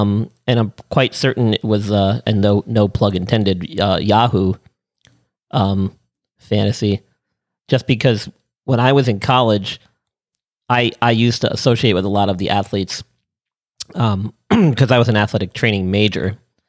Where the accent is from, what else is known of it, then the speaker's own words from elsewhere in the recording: New York, United States; growing up in New York, a lot of us were from not just Long Island and stuff, but I went to school upstate.